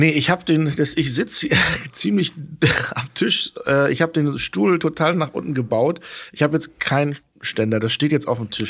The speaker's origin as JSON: {"language": "German", "region": "Hamburg", "country": "Germany", "tie": "born there", "said": "Ich bin gebürtiger Hamburger."}